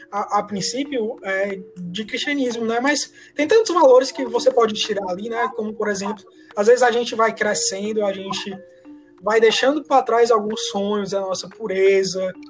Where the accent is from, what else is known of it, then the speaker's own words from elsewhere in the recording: Ceará, Brazil; a gente é, é cearense.